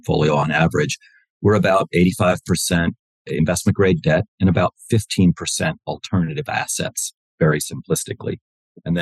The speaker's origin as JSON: {"language": "English", "town": "Wilmington", "region": "Delaware", "country": "United States", "tie": "born or raised there", "said": "I grew up in Wilmington, Delaware"}